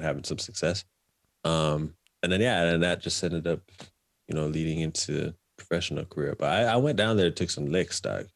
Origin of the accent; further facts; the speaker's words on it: Canada; moved away as an adult; I left Canada as the Canadian junior champion